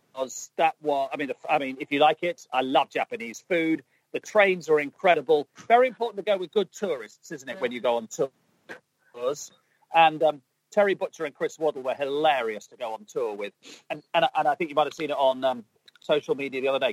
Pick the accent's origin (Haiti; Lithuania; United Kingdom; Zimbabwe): United Kingdom; England; I'm English